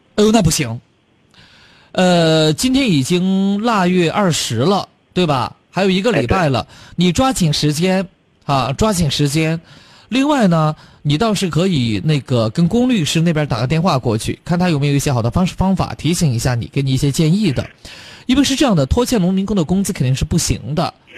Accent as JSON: {"language": "Chinese", "region": "Chongqing", "country": "China", "accent": "Chongqing dialect", "said": "咱们重庆话对。和普通话这个称谓啊，有些时候容易混淆"}